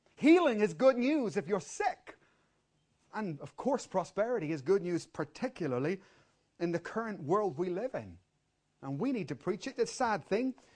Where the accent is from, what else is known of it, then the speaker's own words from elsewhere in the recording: Ireland; I'm born and I'm Irish